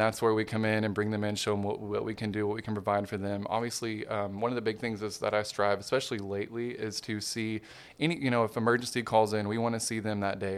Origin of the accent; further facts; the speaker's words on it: Hot Springs, Arkansas, United States; moved away; also born or lived in Little Rock, Arkansas / Memphis, Tennessee; I was born and raised Hot Springs, Arkansas